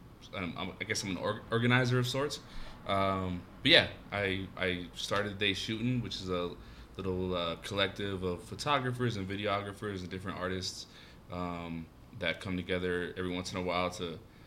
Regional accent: Lompoc, California, United States; moved away as an adult; also born or lived in Los Angeles, California; now in Denver, United States; I was born in LA and then lived in the Central Coast. A lot of people don't know Lompoc, 805. Mm-hmm. I represent all day for Lompoc.

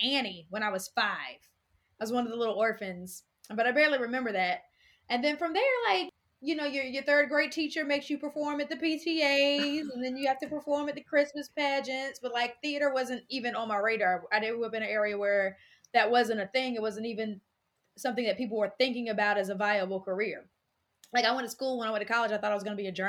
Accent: North Carolina, United States; moved away as an adult; now in Louisville, United States; I'm very proud North Carolina girl. And I'm from North Carolina. I came to Louisville in 2015 to go to grad school at U of L

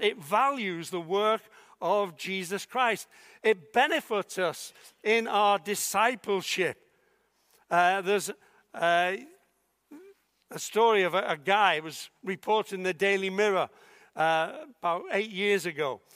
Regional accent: Liverpool, North West England, United Kingdom; I was born in Liverpool

